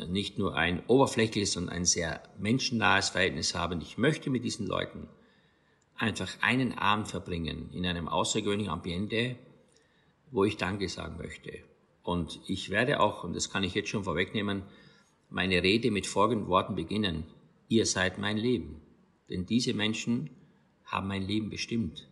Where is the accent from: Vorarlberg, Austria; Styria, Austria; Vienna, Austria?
Styria, Austria; St. Stefan im Rosental; moved away as an adult; also born or lived in Graz; now in Rhineland-Palatinate, Germany; aus meiner Heimat Steiermark